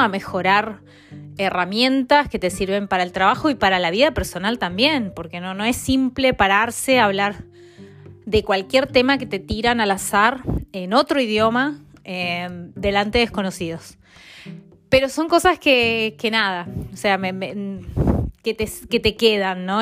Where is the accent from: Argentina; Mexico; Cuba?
Argentina; Mendoza; moved away as an adult; also born or lived in Milan / Barcelona / Buenos Aires; now in London, United Kingdom; Yo soy de Mendoza